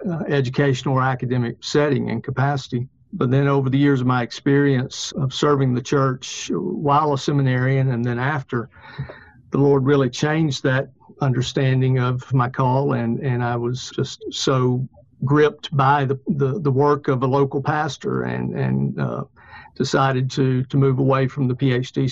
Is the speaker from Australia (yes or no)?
no; Hoover, Alabama, United States; moved away as an adult; also born or lived in Louisville, Kentucky / Southern Indiana; I'm from Hoover, Vestavia area, grew up here and went to Samford for my undergrad